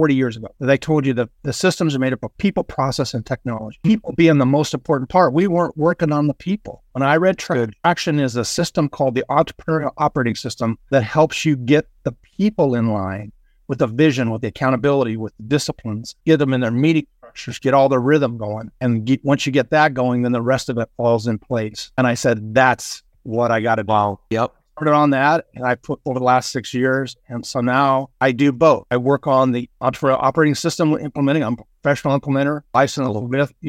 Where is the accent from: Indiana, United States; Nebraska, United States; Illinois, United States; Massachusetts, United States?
Illinois, United States; moved away as an adult; now in San Diego, United States; I came to San Diego about 40 years ago, and because there was no snow, and I was from Illinois